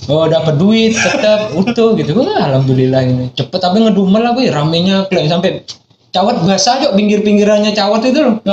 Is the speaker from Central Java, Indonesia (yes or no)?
no; Jember, East Java, Indonesia; accent: Madurese; now in Bali, Indonesia; Enggak, aku dari Jember, Pak.